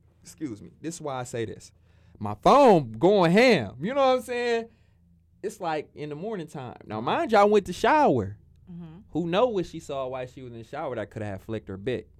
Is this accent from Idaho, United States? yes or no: no; Cleveland, Ohio, United States; I'm from the West